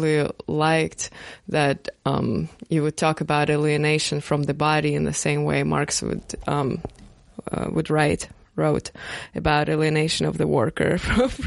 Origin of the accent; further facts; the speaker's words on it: Russia; now in United States; I'm not American, and, well, Russia is a different society, even if not, like, definitely not pagan. But moving to America and living here